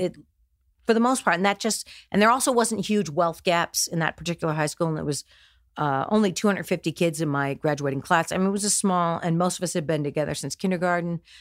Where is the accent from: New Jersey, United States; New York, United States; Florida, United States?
New Jersey, United States; also born or lived in Houston, Texas; born and raised in New Jersey.